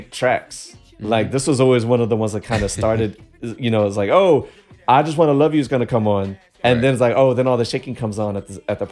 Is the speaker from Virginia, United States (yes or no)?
yes; Virginia, United States; I was from Virginia